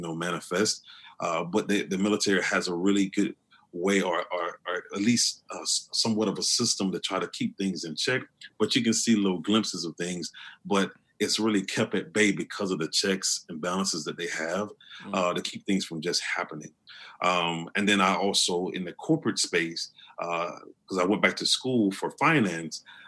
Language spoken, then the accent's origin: English; Opelika, Alabama, United States; I'm from Opelika, Alabama